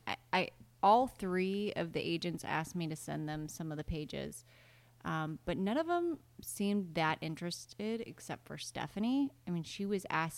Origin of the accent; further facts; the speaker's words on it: Iowa, United States; I was from Iowa